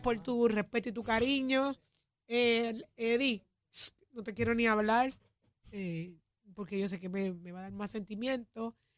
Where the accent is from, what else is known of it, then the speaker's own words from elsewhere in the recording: Puerto Rico; somos puertorriqueños